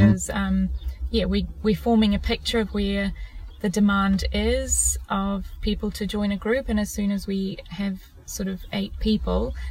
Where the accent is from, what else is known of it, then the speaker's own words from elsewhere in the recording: Zimbabwe; now in New Zealand; I am originally from Zimbabwe.